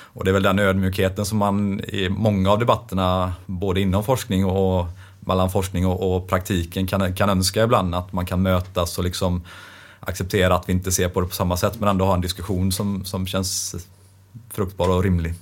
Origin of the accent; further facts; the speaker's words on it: Västergötland, Västra Götaland, Sweden; accent: västgöte; Det hörs ju att jag är västgöte